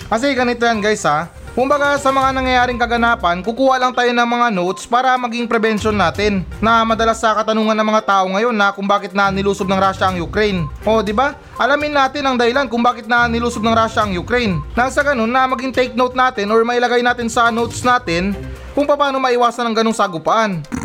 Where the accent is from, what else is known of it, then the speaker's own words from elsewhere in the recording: Philippines; tayo mga Pilipino